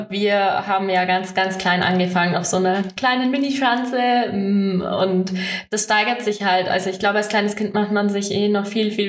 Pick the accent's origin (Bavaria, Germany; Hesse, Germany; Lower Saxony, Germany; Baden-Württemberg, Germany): Bavaria, Germany; Oberstdorf; bei uns in Oberstoff ist die Schanze natürlich vor der Haustüre. Ähm, mein großer Bruder hat das ähm, auch mal gemacht